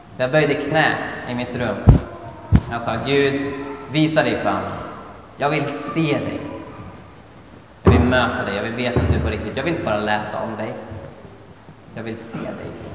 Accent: Sweden; jag var från Sverige.

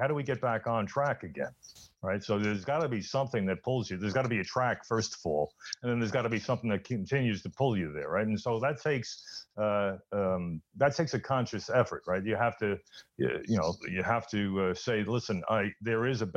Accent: New York City, New York, United States; when I was growing up in the Bronx.

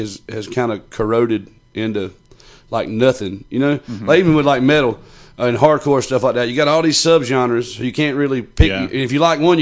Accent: Johnston County, North Carolina, United States; I'm from Johnson County

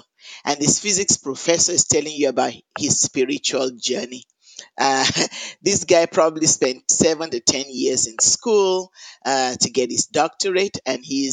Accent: Lagos, Nigeria; moved away as an adult; also born or lived in Jos, Nigeria; now in Chapel Hill, United States; I was born in Nigeria. I grew up in Lagos, Nigeria, in a Christian home

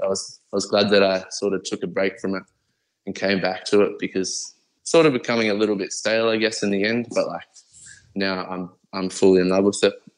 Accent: Brisbane, Queensland, Australia; I'm Aussie all the way through, man. I'm always going to rap aussie, in Queensland, Brizzy City, 100%.

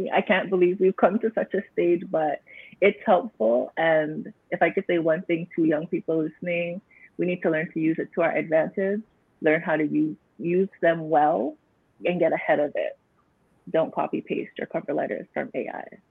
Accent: Canada; I was not born in Jamaica, but I was born in Canada to parents who migrated here at big age.

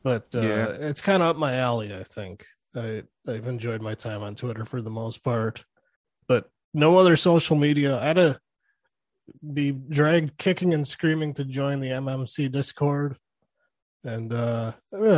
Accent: Minnesota, United States; I grew up in Minnesota

